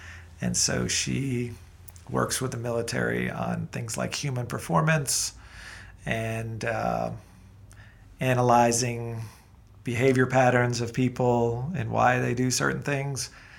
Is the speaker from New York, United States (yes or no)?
yes; New York City, New York, United States; moved away as an adult; also born or lived in Atlanta, Georgia; now in Athens, United States; I was born and raised in New York City. And my mother was English and my father was from Brooklyn.